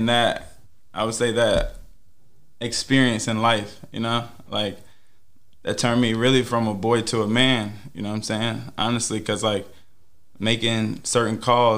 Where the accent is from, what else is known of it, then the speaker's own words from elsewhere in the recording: Pitt County, North Carolina, United States; I come from Pitt County